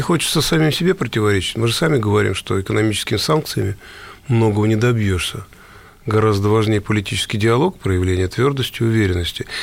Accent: Russia; мы, россияне

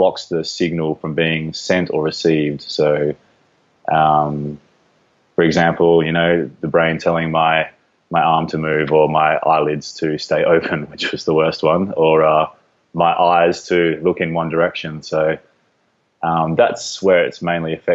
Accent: Perth, Western Australia, Australia; also born or lived in Geraldton, Western Australia; I'm from Perth, Western Australia

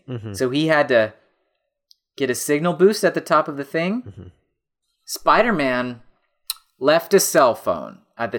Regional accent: Colorado, United States; I grew up in Colorado. I mean, come on.

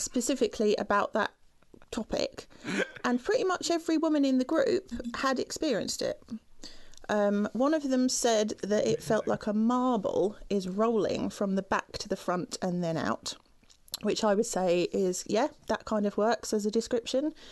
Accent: United Kingdom; as a British woman

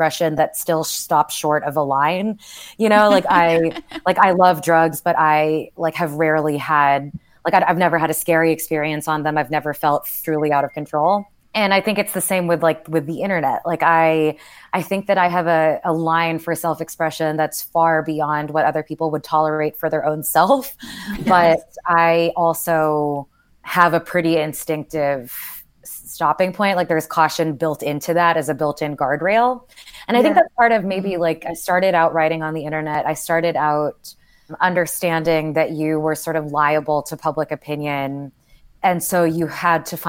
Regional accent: Houston, Texas, United States; moved away; growing up in Houston

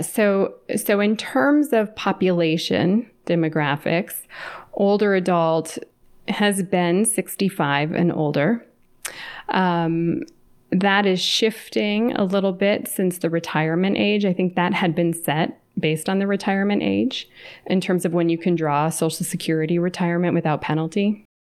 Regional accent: California, United States; moved away as an adult; now in Atlanta, United States; I was raised in California and then moved to Atlanta, where I live now

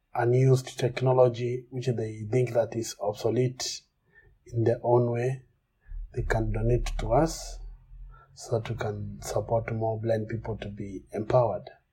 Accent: Kenya; I'm from Kenya

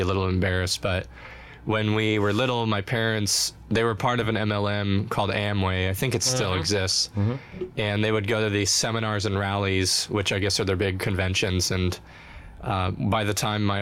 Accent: Phoenix, Arizona, United States; moved away as an adult; also born or lived in Tempe, Arizona; now in Nashville, United States; I'm the fourth of five kids, and we grew up in the Phoenix area

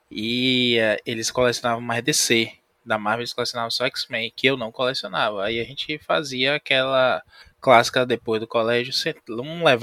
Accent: Bahia, Brazil; É, como bom baiano, eu tentei evitar o duplo sentido, né?

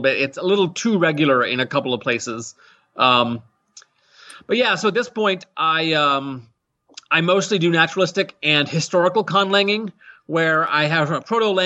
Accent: Colorado, United States; accent: generic American; now in Minnesota, United States; I grew up in Colorado, so that's my accent

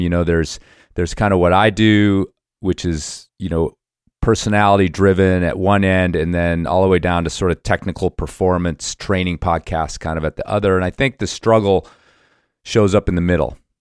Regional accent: Cincinnati, Ohio, United States; moved away; part of my youth, I grew up in Cincinnati, Ohio

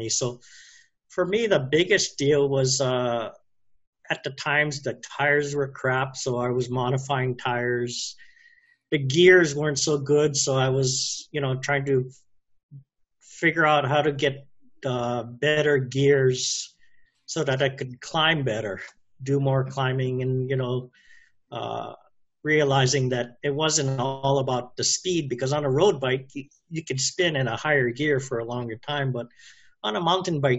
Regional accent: Chicago, Illinois, United States; I grew up in Chicago where DeVry started.

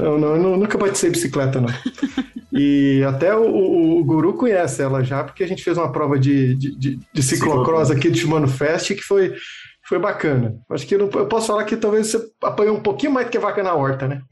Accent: Minas Gerais, Brazil; moved away as an adult; also born or lived in São Carlos; quando eu estava em Turama, em Minas Gerais, né? Porque eu sou mineiro, lá é a escola, tudo

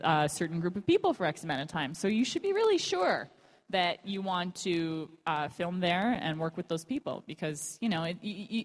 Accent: Canada; I'm from Canada

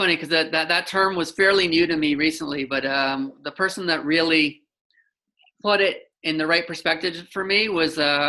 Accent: Canada; being Canadian

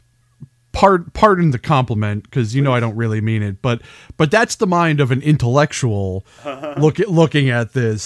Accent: New England, United States; I'm from New England. I don't have an accent.

